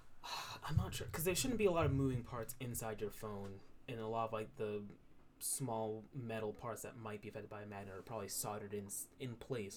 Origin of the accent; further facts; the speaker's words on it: New York, United States; I'm a New Yorker.